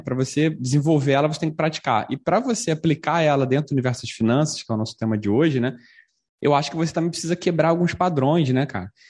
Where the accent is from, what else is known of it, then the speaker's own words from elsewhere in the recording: Brazil; falando como brasileiro